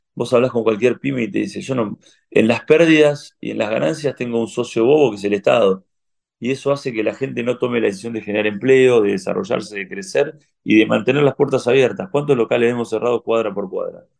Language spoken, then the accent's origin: Spanish; Argentina